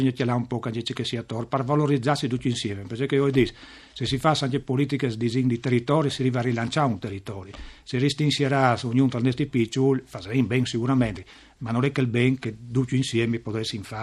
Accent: Savalons, Friuli-Venezia Giulia, Italy; Io sono proprio di Savalons.

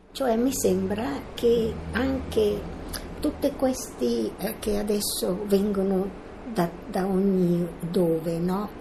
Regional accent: Milan, Lombardy, Italy; sono nata a Milano il quindici due millenovecentoventinove

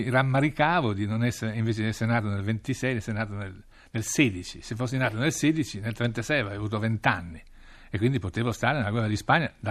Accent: northern Italy, Italy; born there; Però siamo cinesi, cioè io sono nato in un villaggio cinese dell'Italia del Nord.

